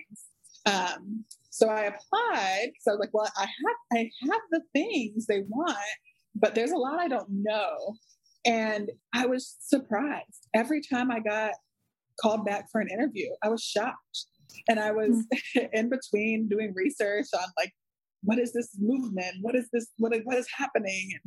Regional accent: North Carolina, United States; led me back to North Carolina, which is my home state.

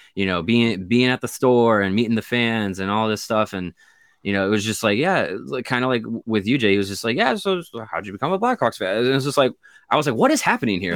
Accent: Kenosha, Wisconsin, United States; growing up in Kenosha

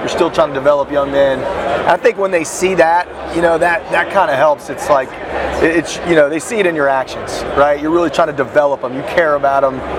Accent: West Virginia, United States; I'm from West Virginia. We're a small community.

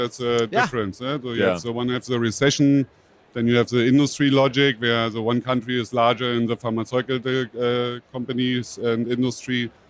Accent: Berlin, Germany; I'm from Berlin

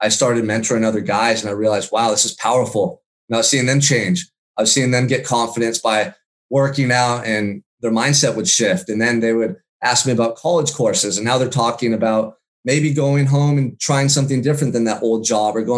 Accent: Santa Barbara, California, United States; I surfed when I was a kid a lot growing up in Santa Barbara.

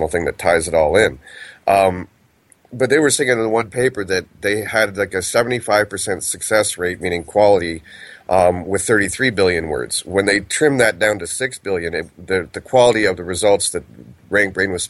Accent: Canada; I'm Canadian

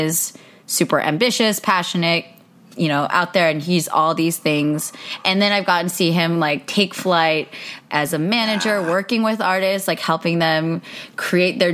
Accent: Pleasanton, California, United States; moved away as an adult; now in Los Angeles, United States; I grew up in the Bay and I now live in Los Angeles

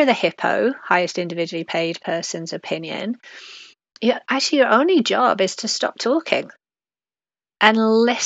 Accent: England, United Kingdom; accent: British; moved away; I grew up in England

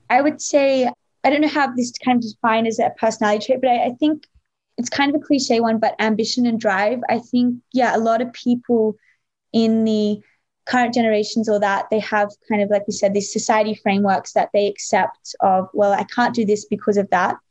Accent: Australia; I grew up in Australia

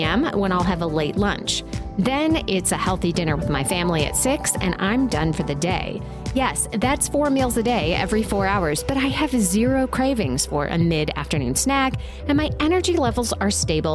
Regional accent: Asheville, North Carolina, United States; my hometown of Asheville, North Carolina

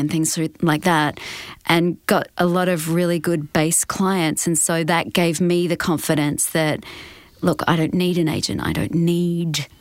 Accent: Perth, Western Australia, Australia; moved away as an adult; now in Los Angeles, United States; growing up in Perth

